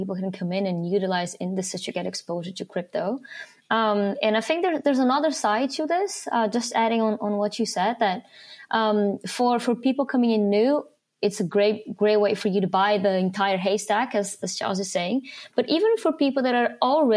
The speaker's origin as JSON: {"language": "English", "country": "Brazil", "also_born_or_lived": "London", "moved": "yes", "lives_now": "Switzerland", "said": "I'm actually from Brazil. I've lived in a couple of countries"}